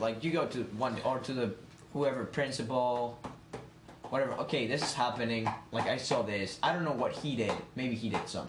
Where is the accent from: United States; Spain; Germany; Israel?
Spain; now in Parry Sound, Canada; I'm from Spain